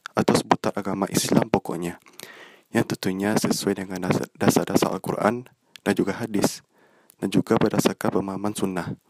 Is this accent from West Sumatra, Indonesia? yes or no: yes; Bukittinggi, West Sumatra, Indonesia; Aku berasal dari Bukit Tinggi dan sekarang menjalani perkuliahan di jurusan Ilmu Komunikasi di salah satu perguruan tinggi negeri yang ada di Kota Padang.